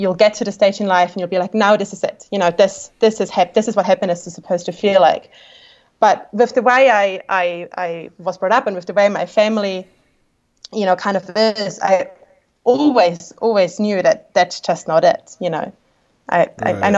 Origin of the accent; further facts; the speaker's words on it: Austria; English is a second language; moved away as an adult; now in New Zealand; growing up in Austria, like, you know, we have a very kind of German culture